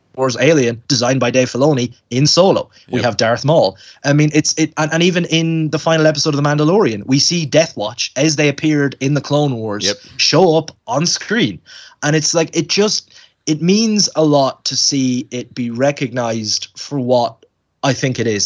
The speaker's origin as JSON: {"language": "English", "country": "Ireland", "said": "I'm Irish"}